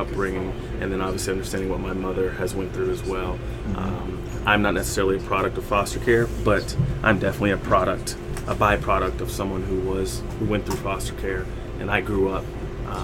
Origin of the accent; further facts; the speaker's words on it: Kentucky, United States; also born or lived in Germany; So I was born in Germany. My father was in the United States Army. He retired in Kentucky with my family, so my parents were in my life my whole time, and still are currently.